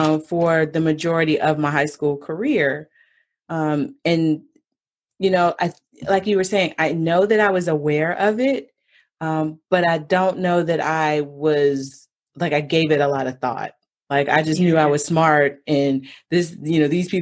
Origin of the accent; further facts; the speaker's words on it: Georgia, United States; I grew up in Georgia